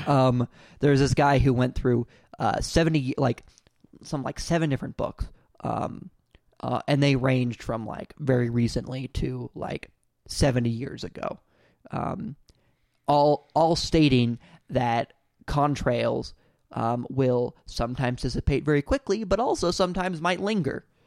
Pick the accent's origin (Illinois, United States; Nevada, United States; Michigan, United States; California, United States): California, United States; I'm from California